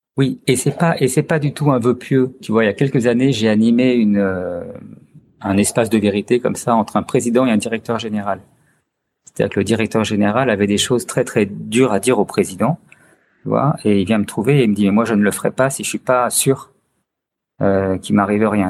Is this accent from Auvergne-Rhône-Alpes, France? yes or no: yes; Chartreuse, Auvergne-Rhône-Alpes, France; now in Lyon, France; suis originaire de la Chartreuse. Donc j'ai fait beaucoup de ski euh, quand j'étais enfant